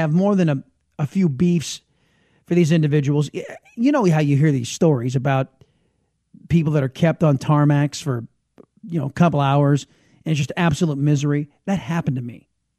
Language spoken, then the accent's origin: English; San Diego, California, United States; now in Texas, United States; Texas is not my point of origin. I am originally a Californian, and San Diego, Californian, and I have relatives that live in Los Angeles.